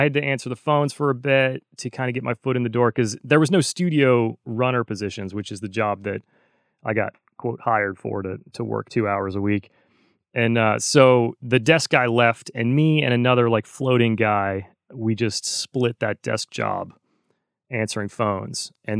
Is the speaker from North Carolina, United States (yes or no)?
yes; North Carolina, United States; because I grew up in North Carolina. I think I left that out of my speed intro.